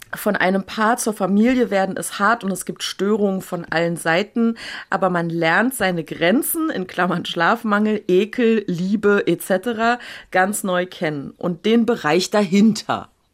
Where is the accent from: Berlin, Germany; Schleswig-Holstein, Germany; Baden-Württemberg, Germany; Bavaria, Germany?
Berlin, Germany; aber Urberliner Jöre. Also, ne, hier geboren, aufgewachsen, nicht in Neukölln, aber in einem anderen, nicht ganz so schlimmen Ghetto